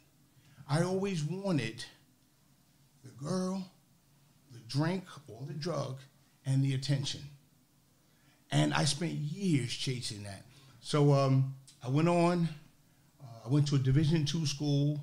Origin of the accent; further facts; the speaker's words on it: New York, United States; First of all, I'm from New York. I'm not from New Jersey.